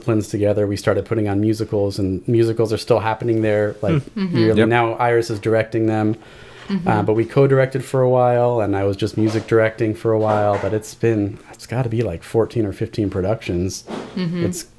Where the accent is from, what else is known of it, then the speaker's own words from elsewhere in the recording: Chula Vista, California, United States; Vista. It's my